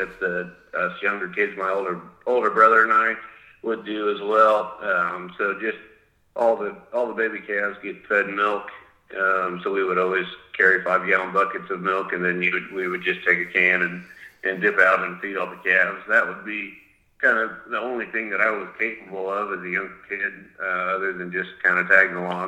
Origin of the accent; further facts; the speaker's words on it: Goessel, Kansas, United States; So I grew up in Goessel, Kansas, which is about 30 or 40 minutes straight north of Wichita